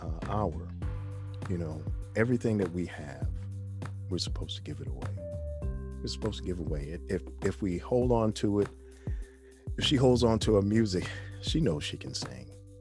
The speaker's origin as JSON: {"language": "English", "town": "New York City", "region": "New York", "country": "United States", "said": "this little guy from the Bronx"}